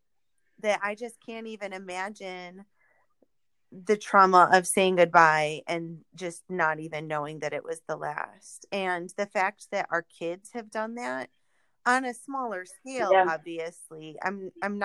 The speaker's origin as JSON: {"language": "English", "region": "New York", "country": "United States", "tie": "born or raised there", "said": "I grew up in New York, not the city, but I was in Central New York in college"}